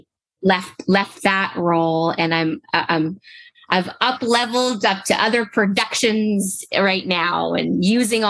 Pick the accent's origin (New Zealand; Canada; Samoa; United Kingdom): Canada; I'm originally from Canada